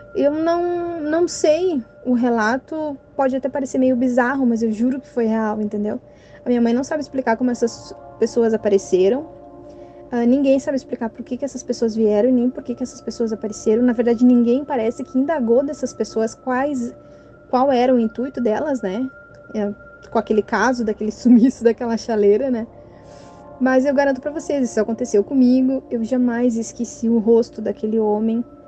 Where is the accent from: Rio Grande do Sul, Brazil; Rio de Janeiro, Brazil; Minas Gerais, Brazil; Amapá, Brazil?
Rio Grande do Sul, Brazil; Cachoeirinha; eu sou aqui da cidade de Cachoeirinha, região metropolitana de Porto Alegre, no estado do Rio Grande do Sul.